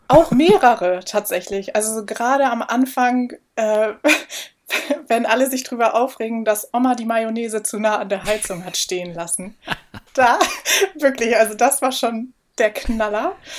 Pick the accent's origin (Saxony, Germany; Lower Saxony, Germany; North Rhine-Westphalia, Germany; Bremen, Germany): Bremen, Germany; now in Hamburg, Germany; ich komme ja aus Bremen